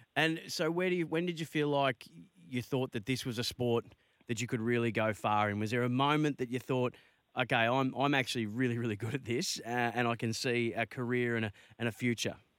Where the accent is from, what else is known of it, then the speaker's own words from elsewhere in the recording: Bendigo, Victoria, Australia; I'm from Bendigo, which is very, very close to Maryborough.